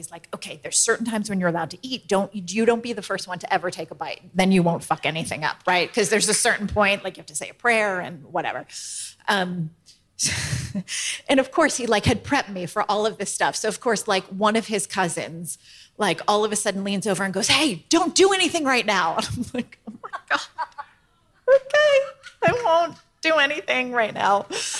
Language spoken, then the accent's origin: English; Maine, United States; I am from Maine, yes.